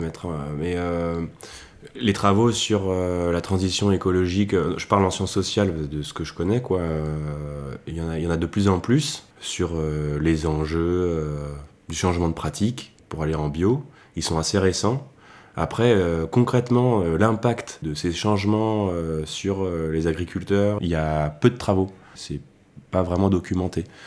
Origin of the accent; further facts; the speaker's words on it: Lantilly, near Beaujolais, Auvergne-Rhône-Alpes, France; j'ai grandi à Lantilly, un village qui est situé à deux pas du Beaujolais